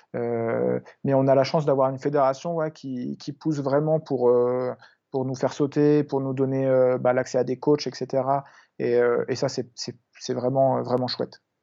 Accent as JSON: {"language": "French", "town": "Biville", "region": "Normandy", "country": "France", "tie": "born or raised there", "moved": "yes", "said": "là où j'ai grandi, là où mes parents vivent encore, en, Normandie, à Biville"}